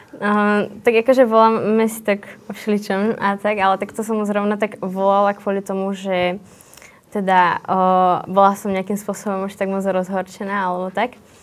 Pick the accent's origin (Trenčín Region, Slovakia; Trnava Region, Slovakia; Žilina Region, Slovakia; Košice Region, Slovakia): Trenčín Region, Slovakia; Dubnica nad Váhom; som z Dubnice